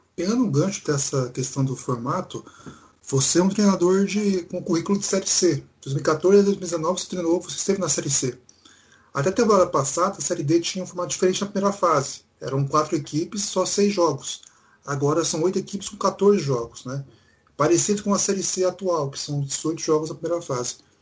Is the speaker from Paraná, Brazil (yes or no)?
yes; Paraná, Brazil; Eu sou aqui do Paraná